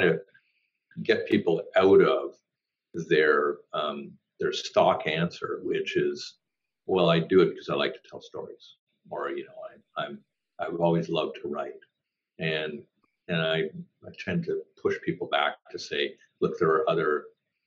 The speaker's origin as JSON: {"language": "English", "town": "Toronto", "region": "Ontario", "country": "Canada", "tie": "born or raised there", "said": "growing up in Toronto"}